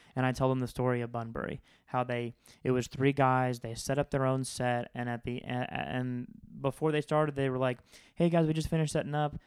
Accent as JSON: {"language": "English", "region": "Florida", "country": "United States", "said": "I'm from Florida"}